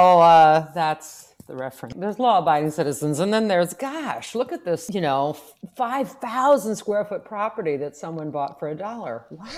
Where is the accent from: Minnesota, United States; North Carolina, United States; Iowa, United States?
Iowa, United States; Manchester; moved away; it's currently 8 below in my hometown of Manchester, Iowa. So my parents are sitting there, you know.